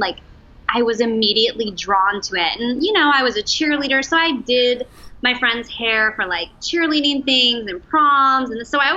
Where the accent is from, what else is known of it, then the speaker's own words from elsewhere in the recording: Reno, Nevada, United States; now in Los Angeles, United States; I'm from Reno, Nevada. I moved to LA, what year was that? 2003 or 4-ish